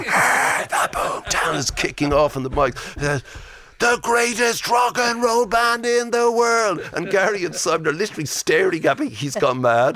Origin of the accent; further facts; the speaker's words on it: Ireland; I'm Irish.